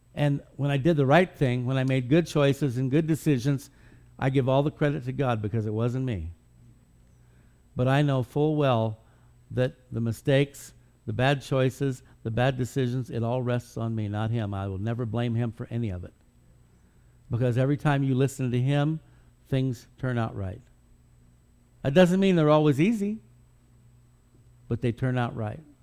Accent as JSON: {"language": "English", "country": "United States", "said": "we as American Christians"}